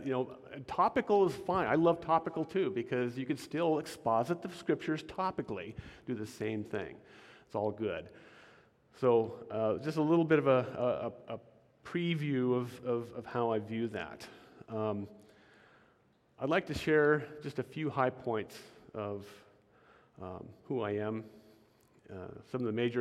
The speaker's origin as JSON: {"language": "English", "town": "Portland", "region": "Oregon", "country": "United States", "tie": "born or raised there", "also_born_or_lived": "Washington", "said": "I was born in Portland, Oregon, and I've lived in Oregon and Washington all my life. True Northwesterner. I was raised in a very loving home"}